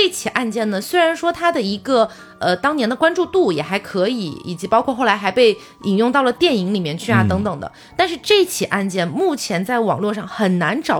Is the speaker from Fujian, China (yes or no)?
yes; Xiamen, Fujian, China; born there; 但是我因为小时候出生在厦门，在福建嘛，